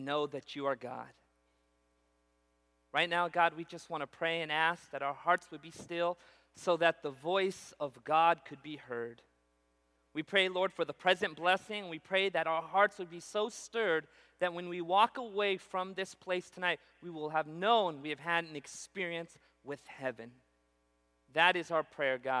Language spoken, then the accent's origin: English; Punjab, India; now in Central California, United States; I also come from this unusual background of being a Punjabi. We're from the area of northeast India called Punjab.